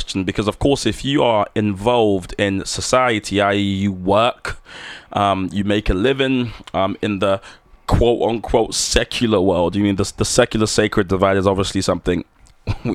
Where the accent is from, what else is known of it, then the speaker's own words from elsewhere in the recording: London, United Kingdom; I'm from London